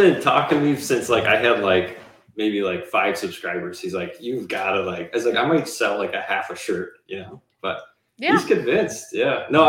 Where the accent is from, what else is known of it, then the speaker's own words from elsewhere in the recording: Wisconsin, United States; No, so we're from Wisconsin. So my wife, Andrea, and I are from Wisconsin.